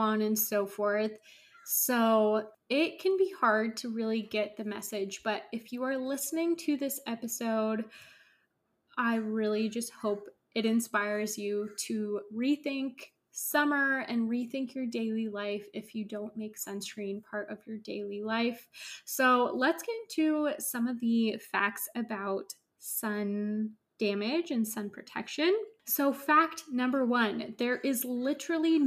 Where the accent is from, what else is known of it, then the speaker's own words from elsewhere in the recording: Northern California, United States; I grew up in Northern California